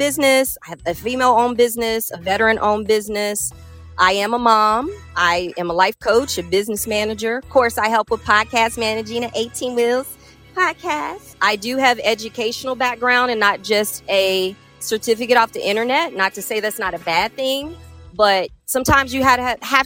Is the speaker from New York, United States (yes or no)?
no; Cincinnati, Ohio, United States; I am from Cincinnati, Ohio, and live right by the bridge. You know, born in Avondale, for those who know where that is